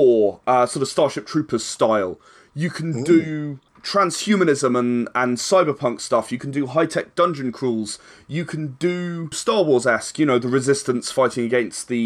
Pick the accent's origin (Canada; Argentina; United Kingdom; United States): United Kingdom; we are still British